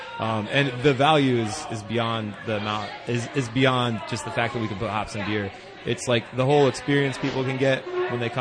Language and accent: English; Athens, Ohio, United States; I grew up here